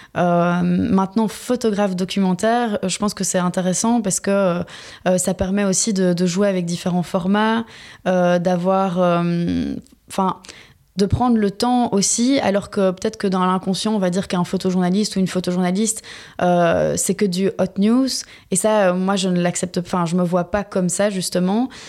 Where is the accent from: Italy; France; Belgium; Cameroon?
Belgium; moved away as an adult; also born or lived in Istanbul, Turkey; je suis effectivement belge.